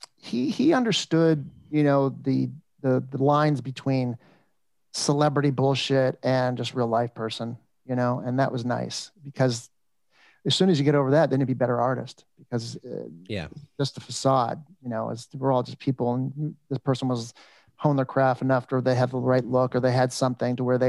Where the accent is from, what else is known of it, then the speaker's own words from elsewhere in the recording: Los Angeles, California, United States; also born or lived in Toronto, Canada; I grew up in the San Fernando Valley in Van Nuys, California